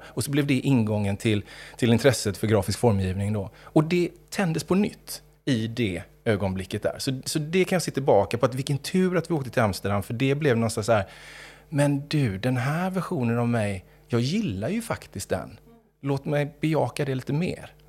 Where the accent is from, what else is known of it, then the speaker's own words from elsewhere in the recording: Gothenburg, Västra Götaland, Sweden; uppvuxen i Göteborg större delen av mitt liv